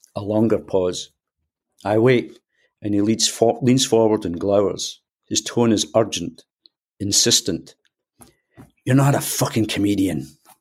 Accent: Scotland, United Kingdom; accent: Scottish; as people will tell from my accent, I'm, I'm Scottish

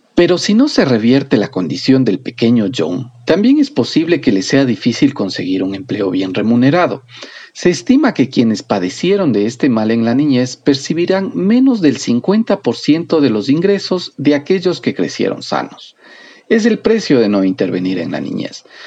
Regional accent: Ecuador; Somos el país sudamericano con el índice más alto

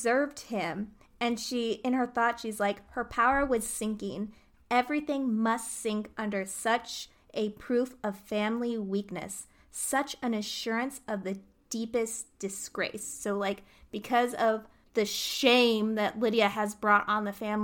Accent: United States; we're American

